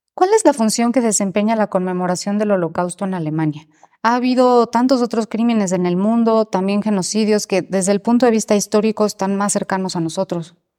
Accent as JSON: {"language": "Spanish", "country": "Mexico", "said": "como mexicanos, ¿qué podemos sacar"}